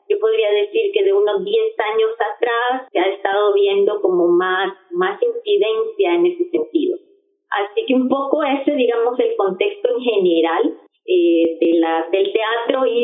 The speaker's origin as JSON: {"language": "Spanish", "country": "El Salvador", "said": "yo soy salvadoreña."}